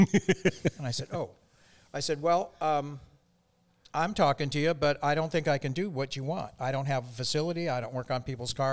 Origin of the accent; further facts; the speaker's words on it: Taylor, Michigan, United States; also born or lived in Dearborn, Michigan; I was born in Dearborn, and I was raised just outside of that, Dearborn Heights, Taylor, Michigan